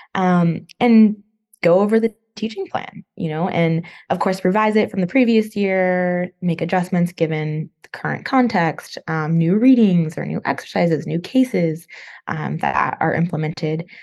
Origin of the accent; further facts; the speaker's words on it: Northern California, United States; moved away as an adult; also born or lived in Los Angeles, California; now in East Coast, United States; I'm from California. Uh, grew up there, Northern California, but then I also lived in Southern California for a while, um, in LA area